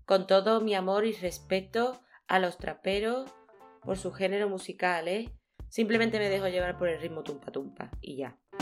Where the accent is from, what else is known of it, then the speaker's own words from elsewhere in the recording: Seville, Andalusia, Spain; yo soy de aquí, de Sevilla, en Andalucía, en España.